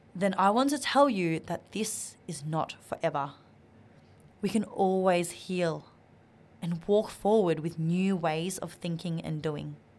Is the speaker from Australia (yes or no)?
yes; Australia; English is a second language; I was a, an Asian Australian growing up in Australia. I didn't know how to speak English properly